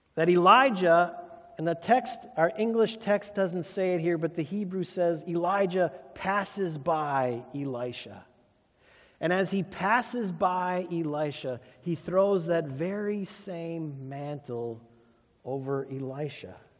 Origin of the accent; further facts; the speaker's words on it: Sheboygan, Wisconsin, United States; Growing up in Sheboygan, my Uncle Jack was a welder.